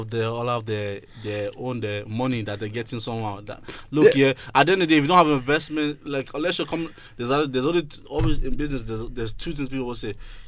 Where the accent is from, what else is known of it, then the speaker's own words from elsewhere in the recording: Ennis, Munster, Ireland; I grew up in Ennis.